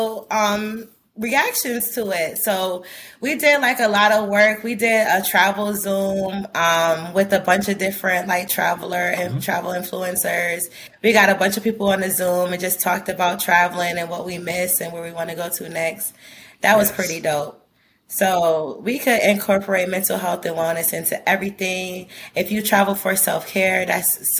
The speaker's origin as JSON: {"language": "English", "town": "New York City", "region": "New York", "country": "United States", "said": "I'm from the hood. I'm from Brooklyn"}